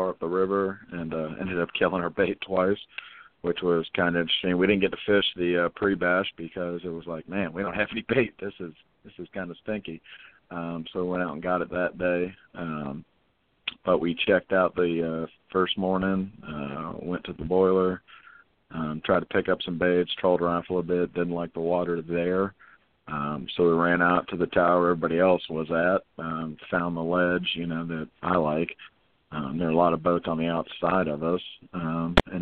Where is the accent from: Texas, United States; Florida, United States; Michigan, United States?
Florida, United States; St. Petersburg; we're from St. Pete, Florida